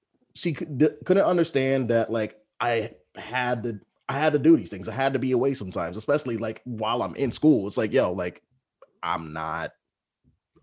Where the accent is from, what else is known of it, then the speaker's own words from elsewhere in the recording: Texas, United States; moved away; back home in Texas